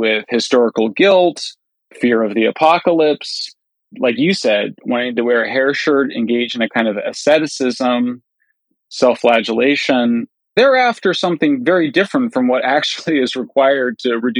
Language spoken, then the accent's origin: English; California, United States; in California, my home state